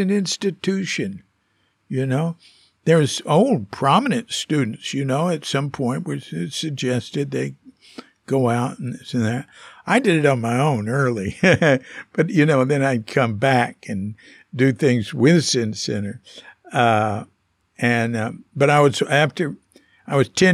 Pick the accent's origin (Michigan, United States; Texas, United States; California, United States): Texas, United States; Fort Worth; I'm from Fort Worth